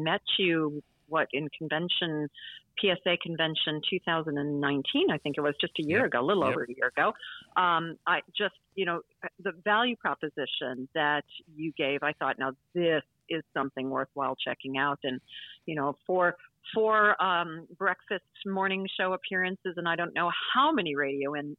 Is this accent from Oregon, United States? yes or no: no; Oconomowoc, Wisconsin, United States; accent: Wisconsin; moved away; also born or lived in New Zealand; my home state. And we won't even get into my hometown, which is Oconomowoc